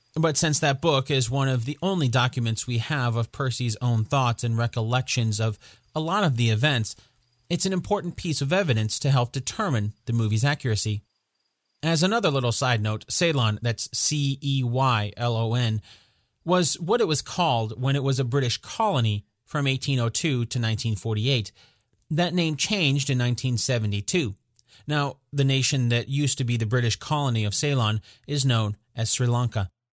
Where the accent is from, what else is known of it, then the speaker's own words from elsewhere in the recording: United States; I am an American